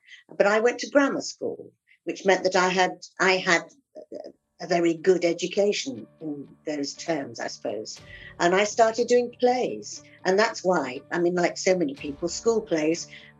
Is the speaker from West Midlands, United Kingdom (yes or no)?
no; Yorkshire and the Humber, United Kingdom; now in London, United Kingdom; Well, I grew up in the north of England, in Yorkshire.